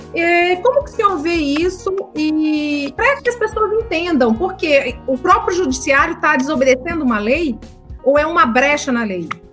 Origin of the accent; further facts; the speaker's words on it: Brasília, Federal District, Brazil; eu sou de Brasília